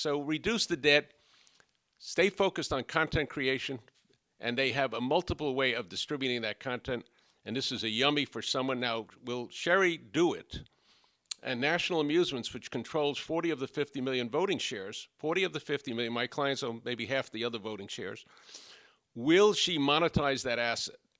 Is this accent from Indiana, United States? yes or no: no; New York City, New York, United States; We grew up on Bathgate Avenue on a hundred and seventy-fourth, for, between a hundred and seventy-fourth and a hundred and sixty-ninth in the Bronx